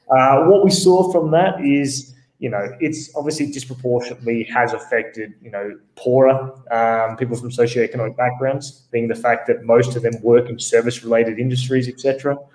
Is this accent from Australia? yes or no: yes; Australia; now in Bogota, Colombia; I'm actually Australian, uh, based here in Bogota, Colombia